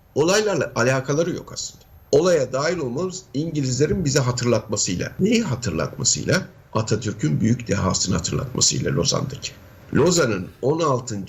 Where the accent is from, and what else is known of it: Turkey